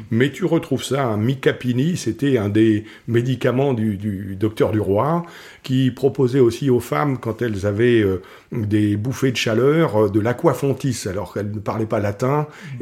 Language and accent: French; Morocco; je suis né au Maroc